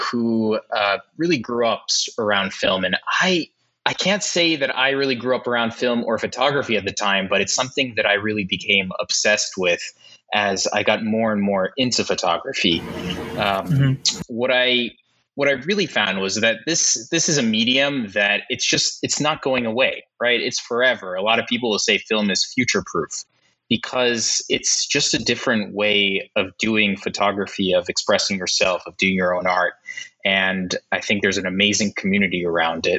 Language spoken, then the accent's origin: English; New York City, New York, United States; moved away; I'm from New York, born and raised, back here now